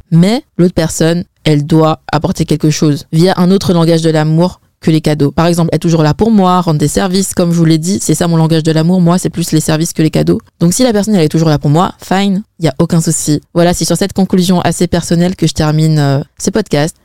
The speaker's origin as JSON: {"language": "French", "country": "France", "tie": "born or raised there", "said": "je suis née en France."}